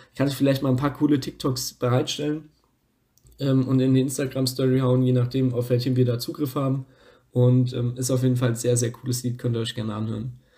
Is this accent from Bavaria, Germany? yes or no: yes; Lower Franconia, Bavaria, Germany; aus Unterfranken, wo ich herkomme, aus dem nördlichsten Teil von Bayern